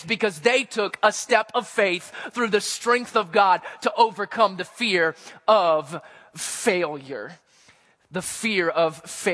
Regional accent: Missouri, United States; where I grew up in Missouri

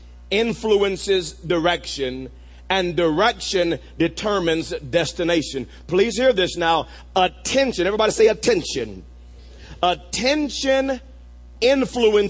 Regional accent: Wewoka, Oklahoma, United States; When I was a senior in high school growing up in Wewoka, Oklahoma

